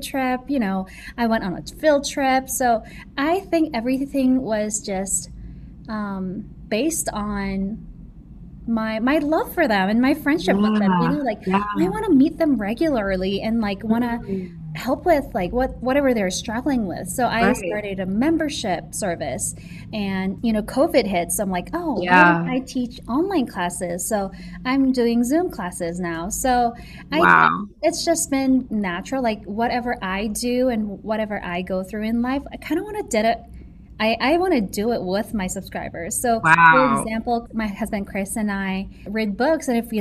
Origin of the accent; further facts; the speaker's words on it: South Korea; moved away as an adult; now in United States; America was the first country I've ever visited outside Korea, which right. was where I was born and raised.